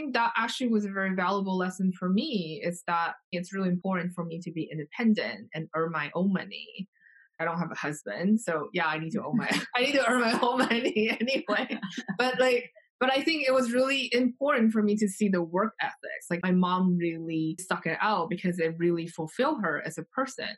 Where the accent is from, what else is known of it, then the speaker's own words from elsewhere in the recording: Taiwan; moved away; I grew up in Taiwan